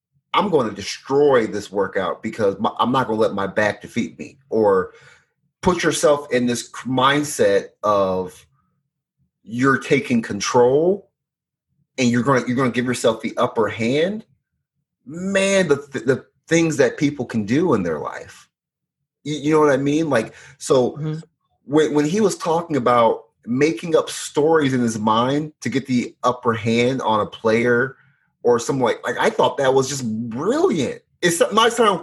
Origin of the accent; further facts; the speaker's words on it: Illinois, United States; I grew up in Illinois